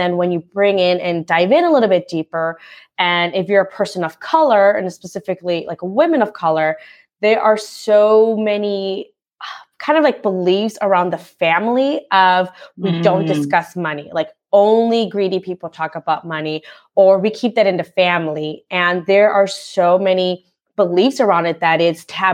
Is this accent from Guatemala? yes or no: yes; Guatemala; moved away; I'm a first generation immigrant. So I was born in Guatemala